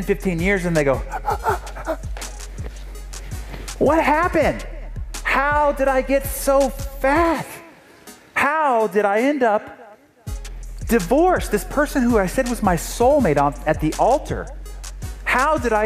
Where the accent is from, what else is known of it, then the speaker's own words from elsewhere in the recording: San Diego, California, United States; I'm from San Diego, and this is one of our local heroes